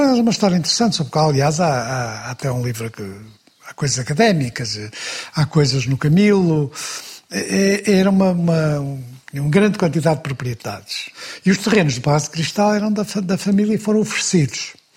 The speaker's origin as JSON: {"language": "Portuguese", "town": "Porto", "region": "Norte", "country": "Portugal", "said": "sou do Porto"}